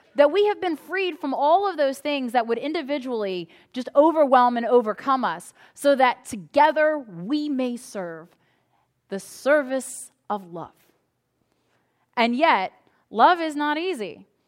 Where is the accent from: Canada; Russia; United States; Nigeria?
United States; us as American citizens